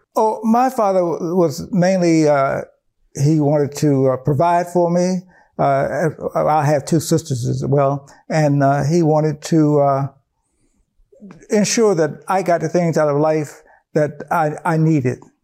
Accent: Dumfries, Virginia, United States; I grew up in Dumfries, Virginia

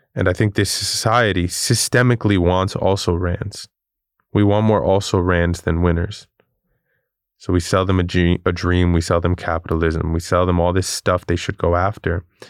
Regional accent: New York City, New York, United States; I grew up in Queens, New York

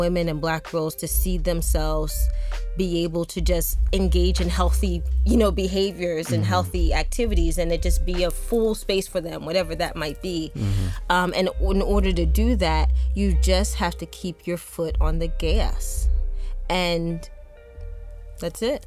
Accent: Chester, Pennsylvania, United States; I'm originally from Chester, Pennsylvania. My mom would never let us go to the windows of where we lived because it was a bad neighborhood

